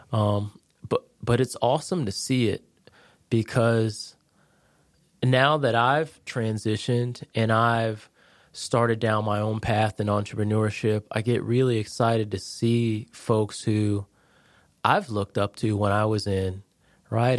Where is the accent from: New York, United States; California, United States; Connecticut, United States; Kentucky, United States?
Connecticut, United States; moved away as an adult; now in Jacksonville, United States; I'm originally from Connecticut, born and raised